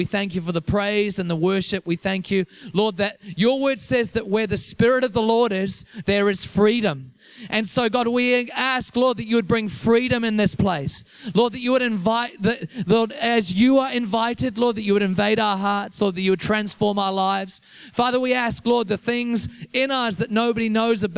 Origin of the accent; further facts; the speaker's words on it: Liverpool, North West England, United Kingdom; also born or lived in Whanganui, New Zealand; now in Wellington, New Zealand; I'm from England originally, so I grew up in Liverpool